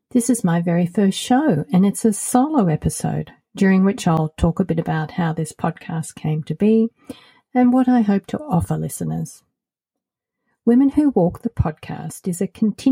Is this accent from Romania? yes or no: no; Australia; moved away as an adult; also born or lived in United States / Colorado; now in Portugal; As you might have noticed by my accent, I'm originally from Australia